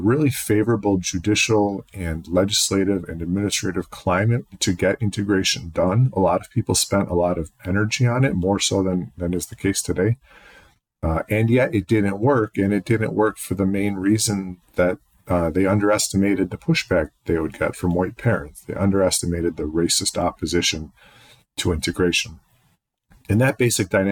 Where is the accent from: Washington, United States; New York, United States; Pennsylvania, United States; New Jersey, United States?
New York, United States; Penfield; I was raised in Penfield.